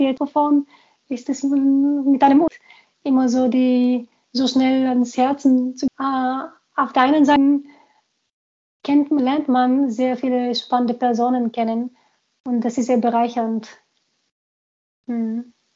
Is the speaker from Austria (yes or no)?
no; Sofia, Sofia City, Bulgaria; German is a second language; also born or lived in Munich, Germany; now in Germany; Ich bin ein Großstadtkind. Ich bin in Sofia groß geworden